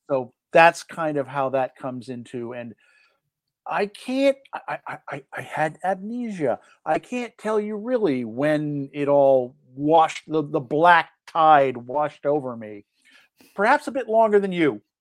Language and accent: English; Los Angeles, California, United States; as a native Angelino, I'm a sucker for anything that has to do with the history of my hometown